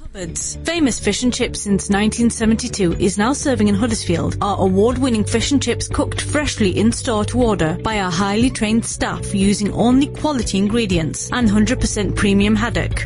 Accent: Netherlands; I was born and raised in Holland

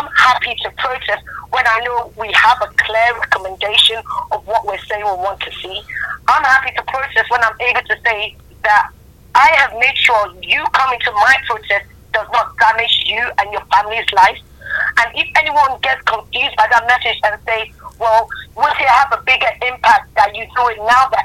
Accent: Nigeria; now in United Kingdom; I'm Nigerian born.

